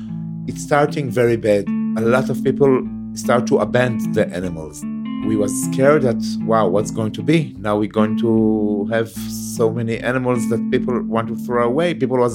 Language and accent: English; Beersheba, Southern District, Israel; I was born in Be'er Sheva. I grew up in Be'er Sheva.